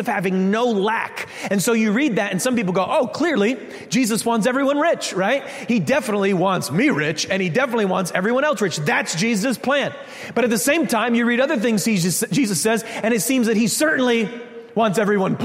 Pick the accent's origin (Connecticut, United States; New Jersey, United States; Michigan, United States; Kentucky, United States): Connecticut, United States; we're from Connecticut